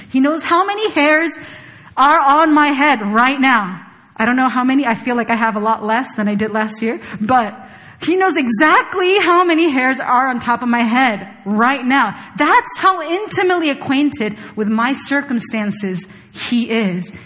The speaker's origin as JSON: {"language": "English", "country": "Chile", "tie": "born or raised there", "moved": "yes", "said": "I was born and raised in Chile, and there are very few Koreans in Chile."}